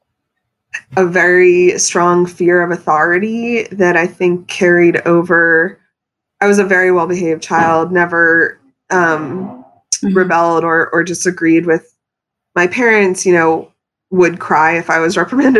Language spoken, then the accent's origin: English; Pennsylvania, United States; moved away as an adult; now in New York City, United States; I was raised in Pennsylvania by New Yorkers